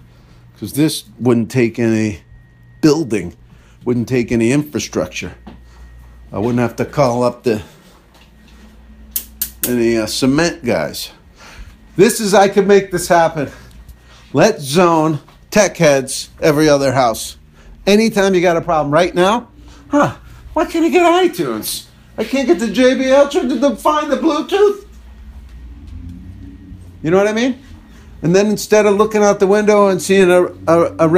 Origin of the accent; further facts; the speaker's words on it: New Jersey, United States; a store in my hometown there in New Jersey.